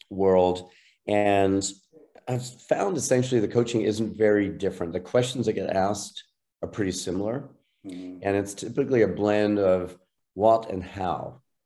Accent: Ireland; now in United States; I'm an Irish citizen originally, a longtime U.S. citizen, proud of both

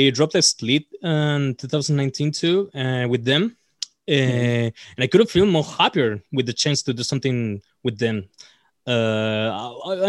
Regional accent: Punta Arenas, Magallanes and Chilean Antarctica, Chile; English is a second language; we're all from Punta Arenas, Chile. It's a really small town here.

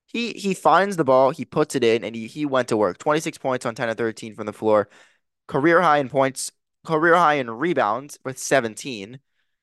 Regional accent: New Jersey, United States; And I know, growing up in New Jersey, being close to Philadelphia, most of my friends growing up were Sixers fans

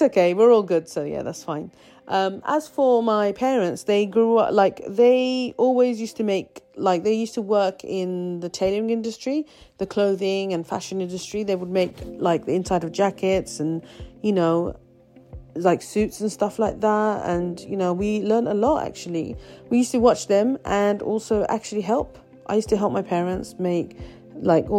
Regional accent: London, United Kingdom; I was born and raised in London, England, UK, many years ago now.

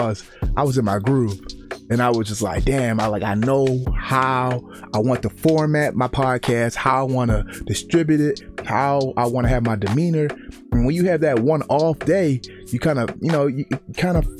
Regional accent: Baltimore, Maryland, United States; growing up in Baltimore

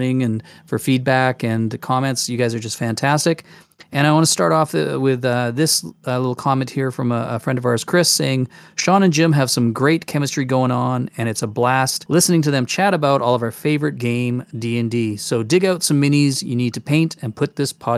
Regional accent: Canada; I'll stop being Canadian.

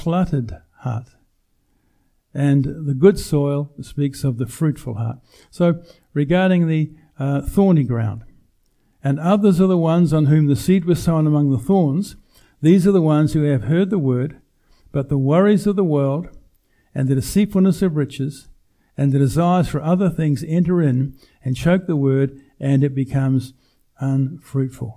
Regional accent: New Zealand; We grew up in New Zealand, no television

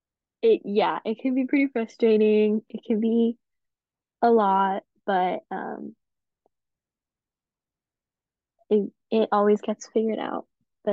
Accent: Colorado, United States; moved away as an adult; now in St. Louis, United States; I am originally from Colorado, so I came here to school

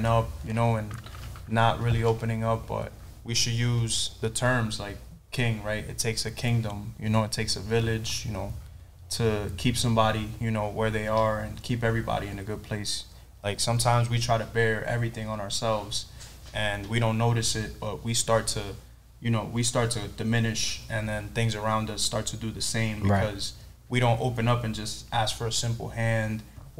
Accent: New York City, New York, United States; moved away as an adult; now in San Diego, United States; out here in San Diego, about a year now from New York City

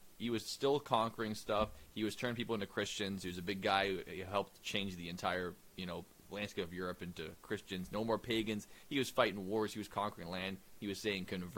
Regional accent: England, United Kingdom; as we English people

